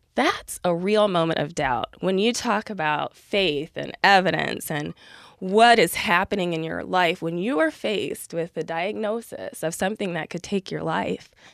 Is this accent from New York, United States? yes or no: no; Columbus, Ohio, United States; I am from Columbus, Ohio, and went to Notre Dame